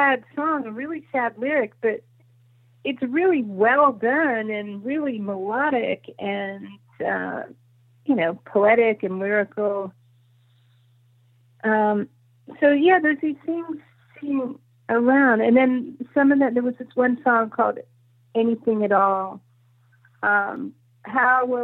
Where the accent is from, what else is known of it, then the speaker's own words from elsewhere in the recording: Los Angeles, California, United States; when I was growing up in Laurel Canyon